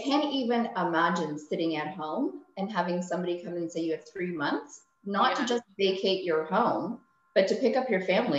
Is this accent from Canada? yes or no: yes; Nova Scotia, Canada; now in Ontario, Canada; I'm originally from Nova Scotia.